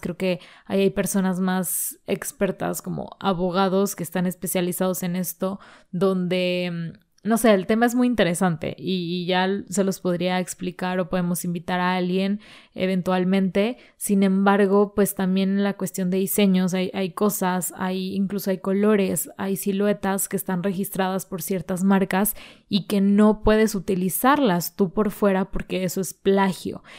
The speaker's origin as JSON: {"language": "Spanish", "country": "Mexico", "said": "somos mexicanos"}